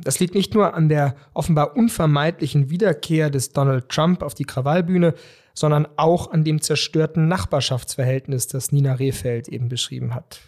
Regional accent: Germany; als Deutsche

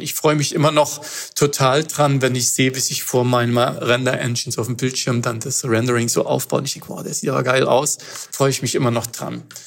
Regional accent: Germany; als äh, Europäer oder als Deutscher

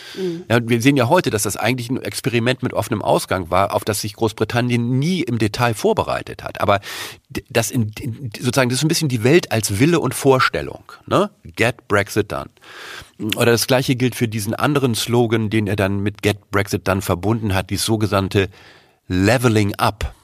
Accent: Germany; uns als Deutsche

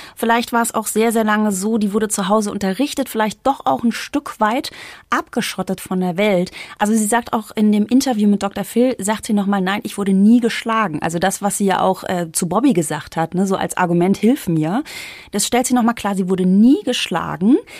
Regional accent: East Germany, Germany; now in Bavaria, Germany; ich komme ja aus dem Osten

